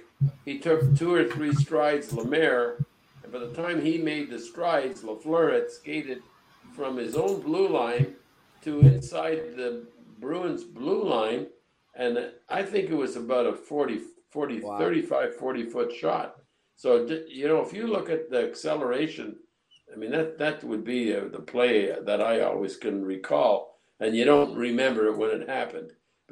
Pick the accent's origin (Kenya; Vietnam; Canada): Canada; Quebec; Well, naturally growing up, I'm sure growing up in Quebec